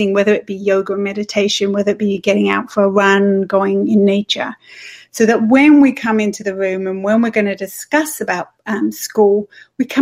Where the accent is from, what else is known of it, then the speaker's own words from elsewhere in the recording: England, United Kingdom; moved away as an adult; also born or lived in Switzerland / Toronto; now in Canada; I'm from England. People probably can hear that.